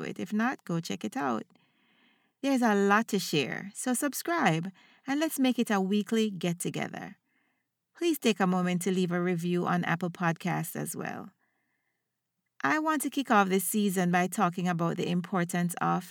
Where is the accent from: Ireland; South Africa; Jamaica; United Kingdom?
Jamaica; now in United States; I'm a Jamaican educator living in the United States of America